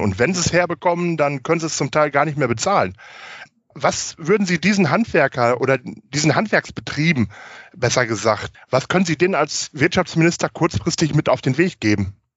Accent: Germany; bei uns in Deutschland

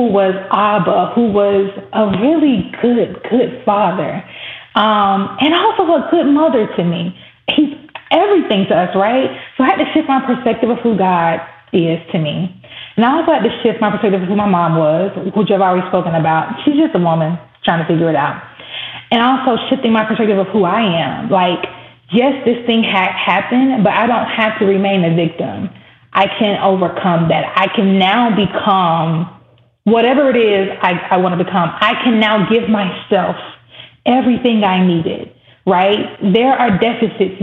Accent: the South, United States; Growing up in the South, there was always the Battle of the Bands every year

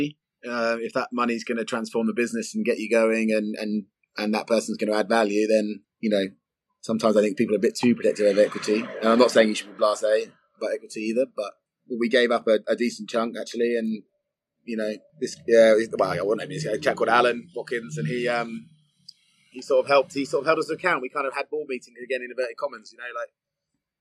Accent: Brighton, South East England, United Kingdom; we're two lads from Brighton

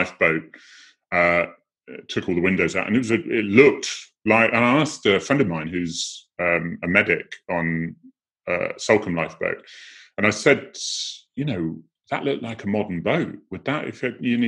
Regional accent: Cornwall, South West England, United Kingdom; moved away as an adult; we've been in Cornwall for 100 years. So I'm able to give a lot of jokes about that because I am Cornish

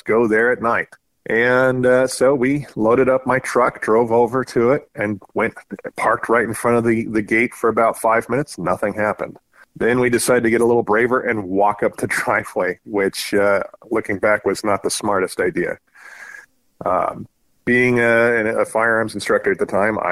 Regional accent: Southern California, United States; moved away as an adult; now in Spokane, United States; I grew up in Southern California

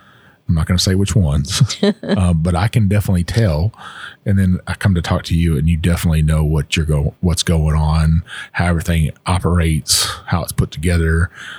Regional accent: Texas, United States; I'm from Texas

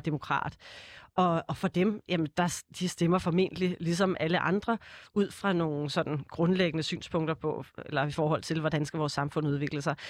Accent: Snekkersten, Capital Region of Denmark, Denmark; also born or lived in Copenhagen / Kastrup; født i København og vokset op de første 10 år ude i Kastrup i et rækkehuskvarter, øh, kvarter, okay. og så flyttede jeg til Snækkersten, da jeg var 10

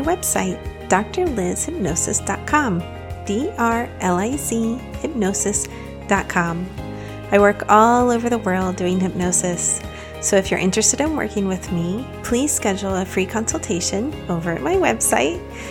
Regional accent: outside of Dallas, Texas, United States; moved away as an adult; also born or lived in Florida; I'm from Texas. I grew up outside of Dallas

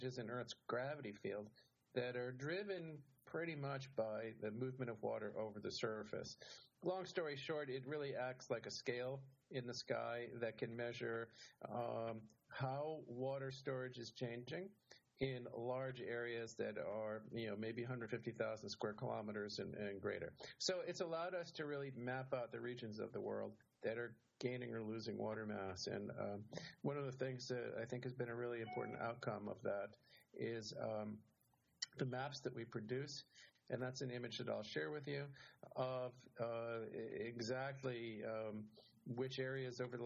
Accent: Rhode Island, United States; I grew up in Rhode Island.

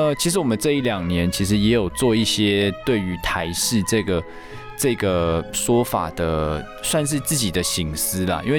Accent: Taiwan; 我因为我就在台湾长大，那受教育、工作一路都在台湾，那我我最熟的也就是台湾

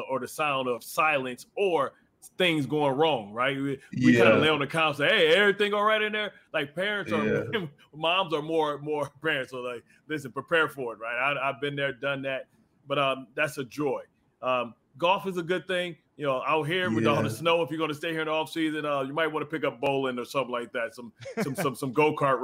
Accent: Baltimore, Maryland, United States; I'm from Baltimore as well. I played with the Ravens for 7 years

